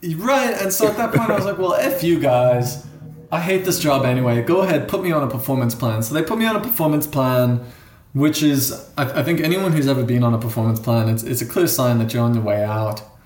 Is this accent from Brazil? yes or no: no; South Africa; accent: borders between American and something else, which is South African; moved away; also born or lived in United States; I grew up in South Africa